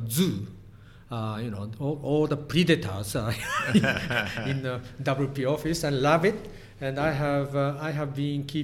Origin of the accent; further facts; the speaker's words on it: Hiroshima, Japan; English is a second language; moved away as an adult; also born or lived in Kyoto / Philadelphia, United States; I was born in Hiroshima, in the western part of Japan, and spent 18 years inside of Hiroshima.